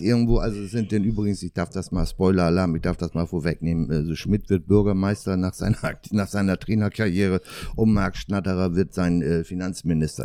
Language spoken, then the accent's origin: German; Northern Germany, Germany; für mich als Norddeutscher